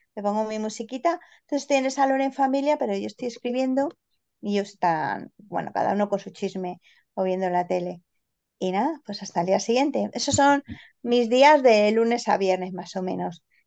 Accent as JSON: {"language": "Spanish", "town": "Granada", "region": "Andalusia", "country": "Spain", "said": "soy granadina"}